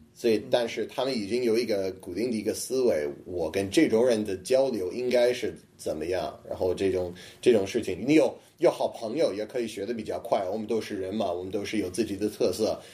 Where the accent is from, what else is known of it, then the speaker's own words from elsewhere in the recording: Boston, Massachusetts, United States; Chinese is a second language; moved away as an adult; now in Beijing, China; 我在波士顿，也白人很多